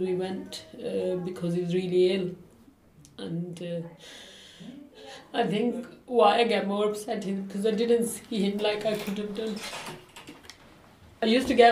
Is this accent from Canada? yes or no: no; Pakistan; English is a second language; moved away as an adult; now in Rochdale, United Kingdom; Even in Pakistan at home, we didn't go out that much.